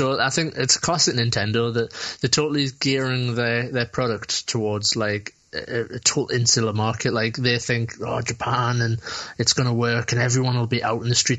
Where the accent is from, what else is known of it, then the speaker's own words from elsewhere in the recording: United Kingdom; in Britain, you also have to just worry about looking like a twat, which, you know, you can't, like, take that for granted as a Brit.